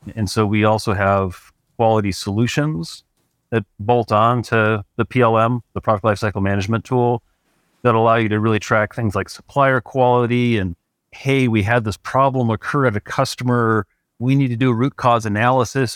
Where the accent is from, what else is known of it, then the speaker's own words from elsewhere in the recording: Cleveland, Ohio, United States; moved away as an adult; also born or lived in San Francisco Bay Area, California; now in Truckee, United States; I grew up in Cleveland, Ohio.